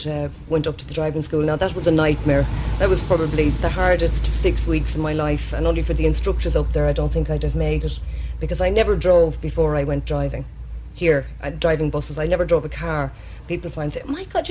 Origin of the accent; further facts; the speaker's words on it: Roscommon, Connacht, Ireland; moved away as an adult; now in Dublin, Ireland; my school days in Roscommon